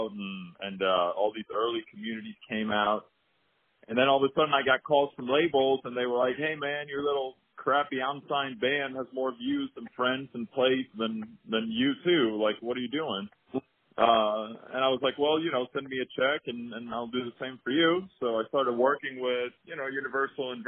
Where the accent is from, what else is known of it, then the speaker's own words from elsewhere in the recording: Sweden; I'm born and raised in Sweden, grew up there